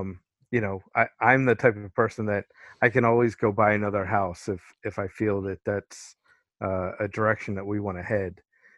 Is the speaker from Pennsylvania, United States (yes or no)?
yes; Pennsylvania, United States; I was in central Pennsylvania, right outside of Harrisburg.